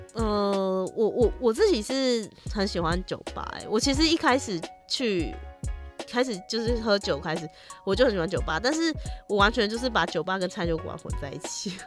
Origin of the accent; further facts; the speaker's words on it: Tainan, Taiwan; moved away; 我老家在台南，对啊。可是每次回台南都是因为你知道，就是去看老人家